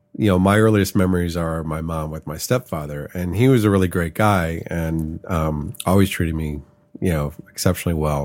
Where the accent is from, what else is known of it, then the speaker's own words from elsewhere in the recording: Chicago, Illinois, United States; moved away as an adult; also born or lived in San Francisco; now in Los Angeles, United States; moved to Chicago when I was five. So I grew up in Chicago. I lived there for thirty-three years.